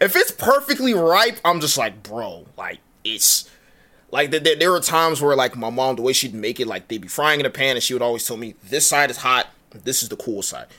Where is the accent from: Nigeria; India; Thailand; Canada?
Nigeria; I am Nigerian.